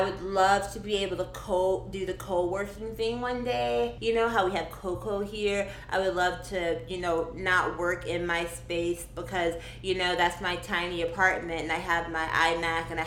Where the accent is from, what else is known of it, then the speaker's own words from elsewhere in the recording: Georgia, United States; moved away as an adult; now in Minneapolis, United States; I'm from Georgia originally